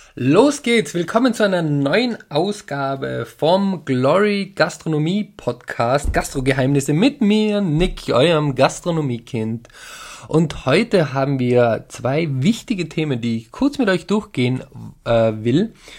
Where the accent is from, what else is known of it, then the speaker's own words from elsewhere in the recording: Tyrol, Austria; bei uns in Tirol